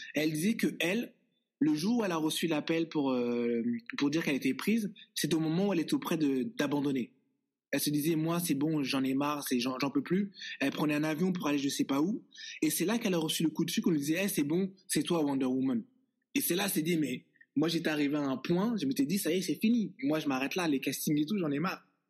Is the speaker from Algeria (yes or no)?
no; Les Bosquets, Île-de-France, France; now in Toronto, Canada; on a grandi au Bosquet ensemble